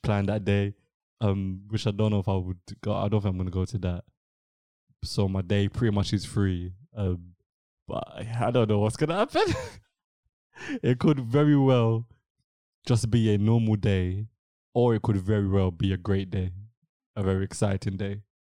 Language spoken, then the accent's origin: English; England, United Kingdom; first language English; I'm studying in England. I've been born and raised in England. English English is my first language.